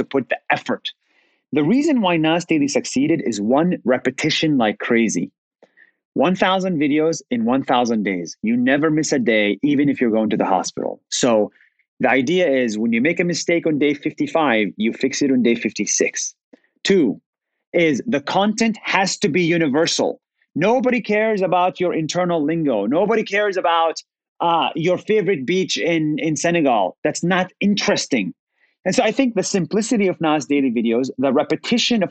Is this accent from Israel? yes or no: yes; Israel; moved away as an adult; also born or lived in United States; I was born and raised in Israel as a Palestinian